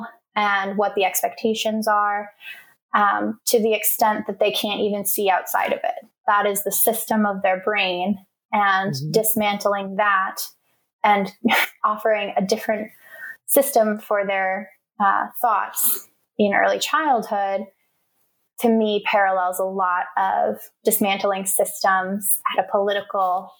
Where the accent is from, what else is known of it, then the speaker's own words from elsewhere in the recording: Portland, Maine, United States; I grew up in Maine, which is the whitest state in the country